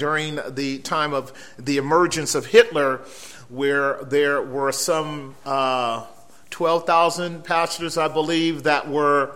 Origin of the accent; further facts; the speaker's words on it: San Francisco Bay Area, California, United States; we're from the San Francisco Bay Area, but not quite San Francisco. We are across the water in much more milder territory, if you will, and we've been there all of our lives.